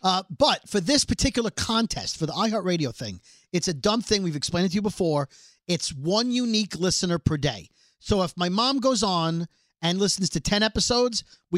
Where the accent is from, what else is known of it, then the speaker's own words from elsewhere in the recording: New York City, New York, United States; I am from Brooklyn